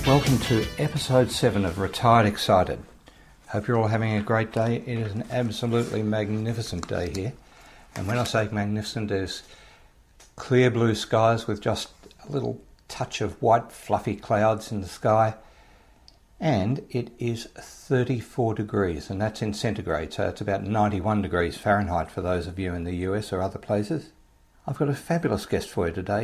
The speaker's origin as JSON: {"language": "English", "country": "Australia", "accent": "Australian", "said": "my Australian accent"}